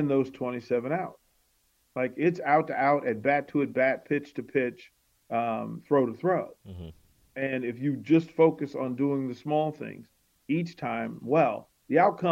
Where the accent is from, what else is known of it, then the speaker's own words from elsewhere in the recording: Arlington, Virginia, United States; they play out in Arlington in my hometown